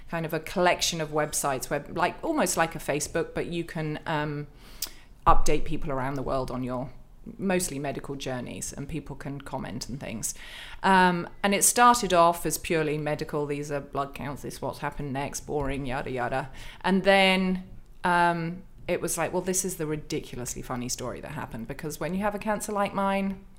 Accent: United Kingdom; I'm a Brit. I've got a stiff and perfectly waxed upper lip.

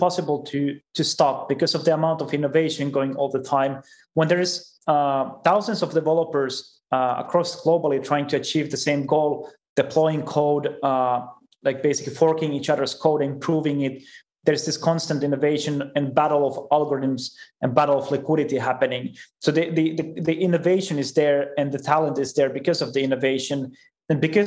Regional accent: Finland; I'm from Finland as well. And we have very big open source culture there.

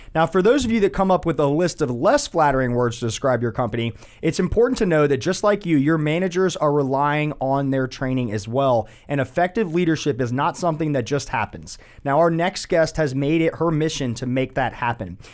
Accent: Winter Park, Florida, United States; I was born in Winter Park, Florida.

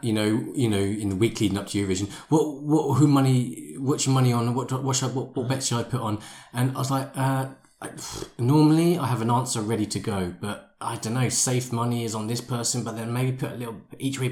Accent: United Kingdom; I'm British

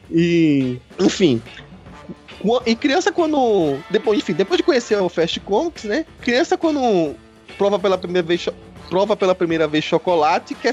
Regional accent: Recife, Pernambuco, Brazil; O sotaque não dá pra enganar, eu sou natural de Recife e eu vim de um lugar que praticamente não, não tinha essa cultura de ter evento de quadrinho.

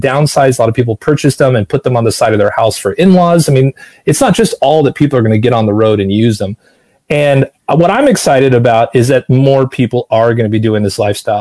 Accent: Los Angeles, California, United States; moved away as an adult; also born or lived in Seattle / New York / Boston; I was born in Seattle. I learned to talk in New York. I learned to walk in Boston. I learned to run in Los Angeles. And I lived in Los Angeles for 40 of my 50 years.

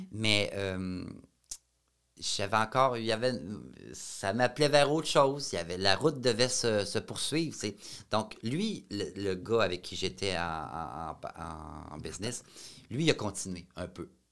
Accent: Shawinigan, Quebec, Canada; je venais de Shawinigan

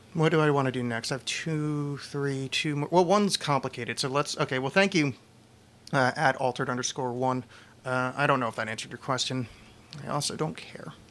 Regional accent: East Coast, United States; I was raised Catholic and on the East Coast

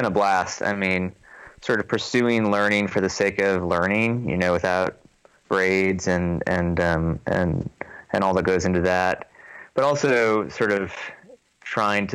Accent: New Jersey, United States; also born or lived in Vancouver, Canada; now in Waco, United States; I grew up in New Jersey with Tim

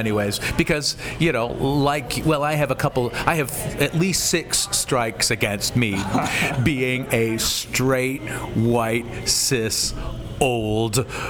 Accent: Piedmont, California, United States; I grew up in Oakland, California, and when I say in Oakland, I mean the largely white suburb of Piedmont.

